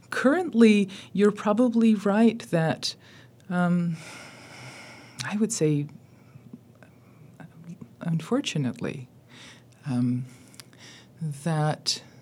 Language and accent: English; California, United States; moved away as an adult; also born or lived in Yerevan, Armenia; now in Pittsburgh, United States; I grew up in California, and and then I've been on the East Coast since the early 2000s.